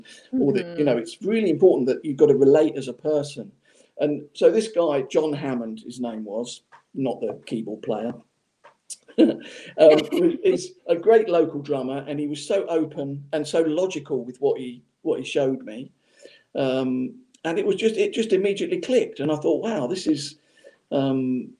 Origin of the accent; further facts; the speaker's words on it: Portsmouth, South East England, United Kingdom; Portsmouth, which was my hometown at the time where I was from